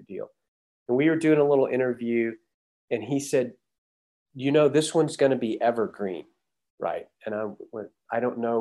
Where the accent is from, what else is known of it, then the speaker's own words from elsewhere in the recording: Huntsville, Texas, United States; also born or lived in Denton, Texas; Toby and I grew up in Huntsville, which is just north of Houston.